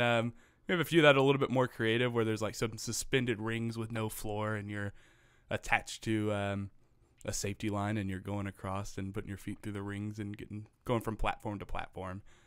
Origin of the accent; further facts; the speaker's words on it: Missouri, United States; I am a Missouri-an.